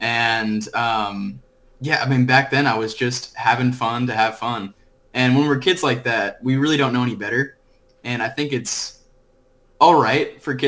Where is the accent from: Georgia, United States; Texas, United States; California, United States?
California, United States; Orange County; moved away as an adult; also born or lived in Florida; now in Stillwater, United States; I was born in Florida. Moved to Orange County when I was about 3, and I was that typical surfer, skater, snowboard kid.